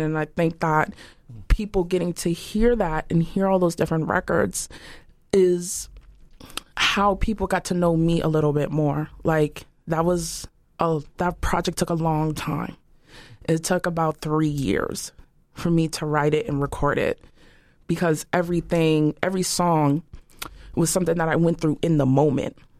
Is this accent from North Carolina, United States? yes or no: no; Boston, Massachusetts, United States; I grew up poor. I'm from Dorchester